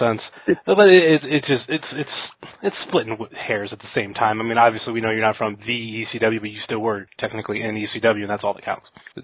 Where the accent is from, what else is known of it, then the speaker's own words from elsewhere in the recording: near Kent, Ohio, United States; also born or lived in Akron, Ohio; I'm living in Akron, but I'm from Kent. Closer to Kent, really. I can't say from Kent. I grew up in a small town.